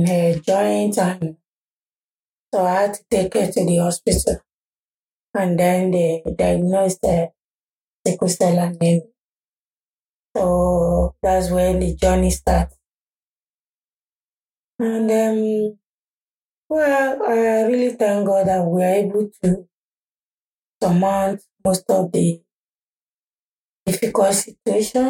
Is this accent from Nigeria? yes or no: yes; Nigeria; moved away as an adult; I was born in Nigeria, and I came here when I was 24.